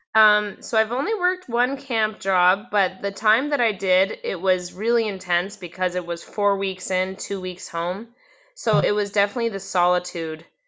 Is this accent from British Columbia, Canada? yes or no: yes; Port Hardy, British Columbia, Canada; also born or lived in North Vancouver / Squamish; now in Whitehorse, Canada; I was born in North Vancouver and raised between North Van and Squamish throughout my mm. toddler childhood years. And then I moved to Port Hardy, which is the end of Vancouver Island.